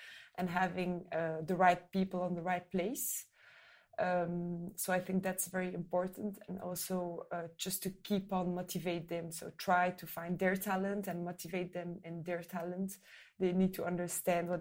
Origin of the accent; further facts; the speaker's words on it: French-speaking Belgium, Wallonia, Belgium; I'm Belgian from the French part, speak French and Flemish.